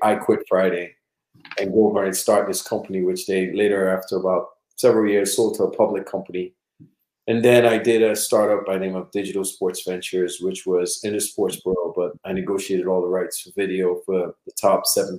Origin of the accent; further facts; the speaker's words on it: Trinidad & Tobago; now in United States; I'm originally from Trinidad and Tobago, born and raised.